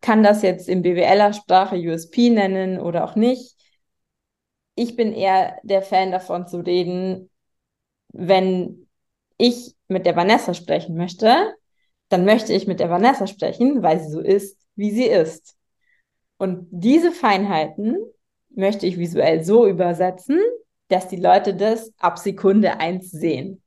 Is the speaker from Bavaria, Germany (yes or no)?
yes; Munich, Bavaria, Germany; ich bin in äh, München geboren und aufgewachsen